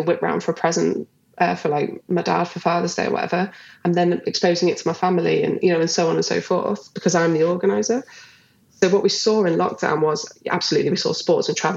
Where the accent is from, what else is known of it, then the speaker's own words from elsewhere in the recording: Liverpool, North West England, United Kingdom; where I grew up in Liverpool